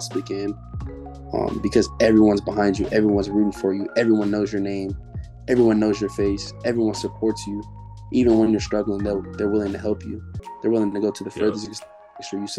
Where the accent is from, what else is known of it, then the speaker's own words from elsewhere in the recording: Oakland, California, United States; growing up in Oakland